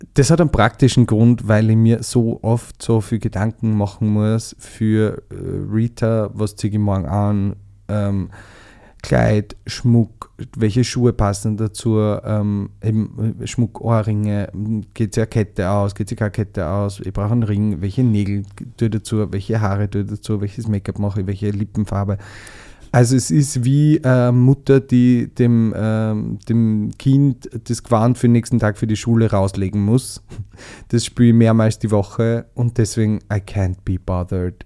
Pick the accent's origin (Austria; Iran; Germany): Austria; Southern Burgenland; moved away as an adult; now in Vienna, Austria; ich komme ja aus dem Südburgenland